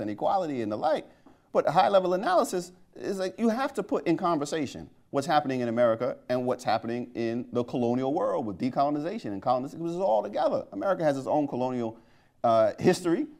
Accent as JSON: {"language": "English", "town": "New York City", "region": "New York", "country": "United States", "accent": "Brooklyn", "moved": "yes", "said": "the Brooklyn in me"}